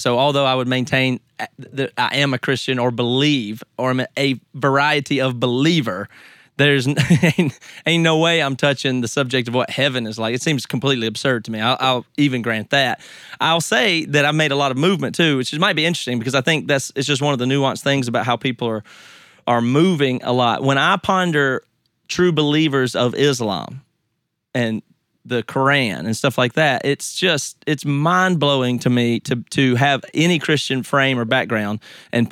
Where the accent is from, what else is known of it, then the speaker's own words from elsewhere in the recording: United States; I grew up in America